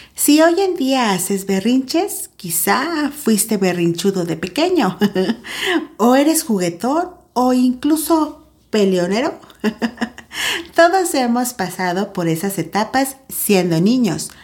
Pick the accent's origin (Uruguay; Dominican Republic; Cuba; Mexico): Mexico; San Luis Potosí; te saludo desde Tierras Potosinas, acá, en mi país, México